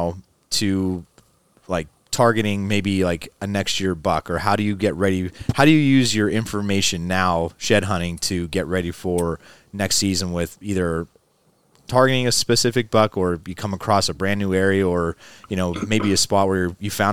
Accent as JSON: {"language": "English", "town": "Hazleton", "region": "Pennsylvania", "country": "United States", "tie": "born or raised there", "lives_now": "State College, United States", "said": "I grew up in Northeastern PA, so it's a town called Hazleton"}